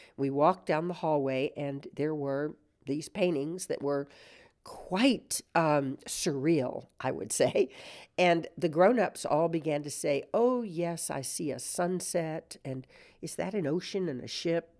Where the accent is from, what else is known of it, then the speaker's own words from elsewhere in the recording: San Antonio, Texas, United States; as a little girl growing up in San Antonio